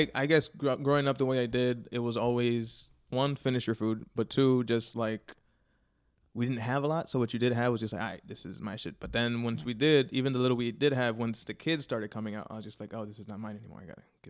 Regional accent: Chicago, Illinois, United States; A Humble Park and Logan Square for the most part.

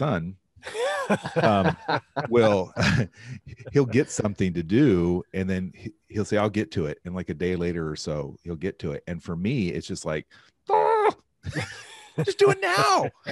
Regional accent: Pendleton, United States; that was my Boy Scout troop growing up in Pendleton.

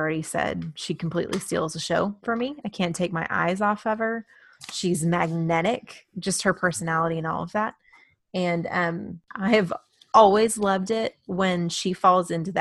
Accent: Texas, United States; I'm from Texas

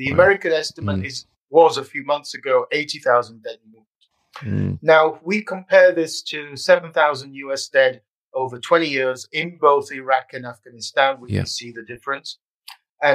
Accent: Yorkshire and the Humber, United Kingdom; also born or lived in Netherlands; now in England; Yeah, I'm British. I was born in Yorkshire, father Ukrainian, mother Italian.

